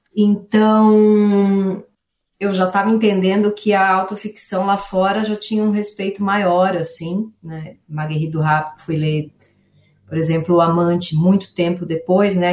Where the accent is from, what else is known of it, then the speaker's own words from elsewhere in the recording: São Paulo, Brazil; Eu venho da Zona Leste de São Paulo, nasci numa família que não tinha muito livro na minha casa, não sou filha de intelectuais, não sou filha de ninguém é, artista, nasci no Tatuapé